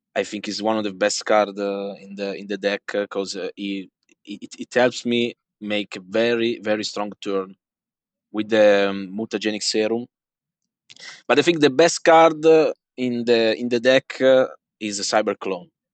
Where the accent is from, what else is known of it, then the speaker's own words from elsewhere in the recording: Italy; English is a second language; I'm from Italy